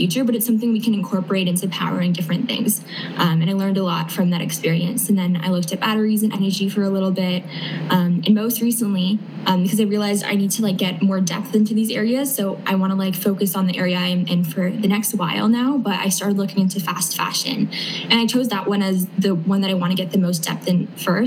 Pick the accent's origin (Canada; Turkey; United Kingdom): Canada; I'm from Canada